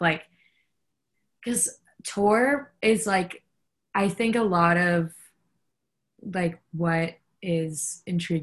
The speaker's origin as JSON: {"language": "English", "town": "New York City", "region": "New York", "country": "United States", "tie": "born or raised there", "said": "I'm from Brooklyn"}